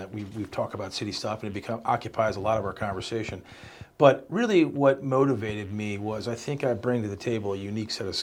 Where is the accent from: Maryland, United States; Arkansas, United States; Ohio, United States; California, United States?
Maryland, United States; Salisbury; I'm from Salisbury. I've lived in Salisbury my entire adult life. I came back here after college